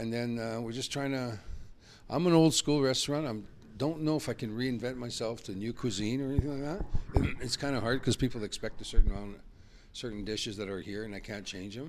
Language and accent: English; Peace River Country, Alberta, Canada; I'm originally from Peace River Country. I was born in Falaire, born up north, Peace River Country, McClellan